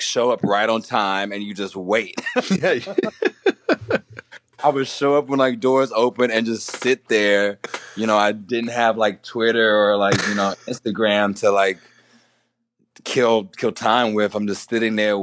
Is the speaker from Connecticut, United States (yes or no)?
no; Houston, Texas, United States; where I grew up in Houston.